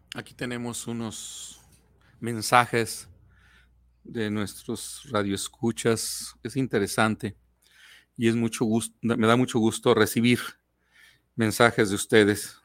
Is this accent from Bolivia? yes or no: no; Mexico; nosotros como mexicanos